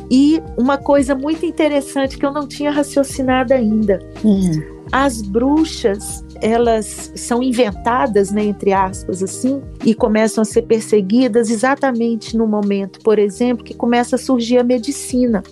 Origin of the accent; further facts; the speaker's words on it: Oliveira, Minas Gerais, Brazil; now in Belo Horizonte, Brazil; E que é a casa onde eu fui criada, onde eu passei toda a minha infância, vivi aqui até os 15, 16 anos